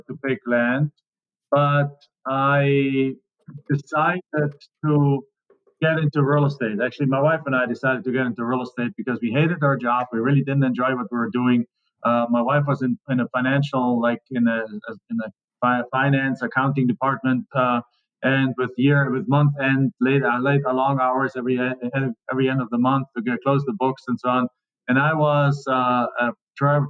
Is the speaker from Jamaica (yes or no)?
no; Germany; English is a second language; moved away as an adult; now in United States; I'm from Germany.